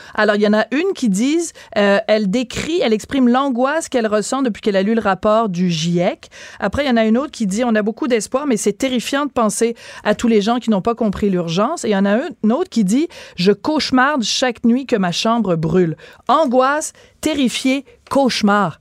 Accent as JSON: {"language": "French", "region": "Quebec", "country": "Canada", "said": "chez nous, au Québec"}